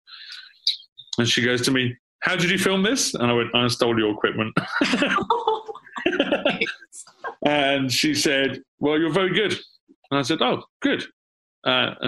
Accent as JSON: {"language": "English", "region": "London", "country": "United Kingdom", "tie": "born or raised there", "also_born_or_lived": "New York / Los Angeles", "said": "I'm born and raised in London"}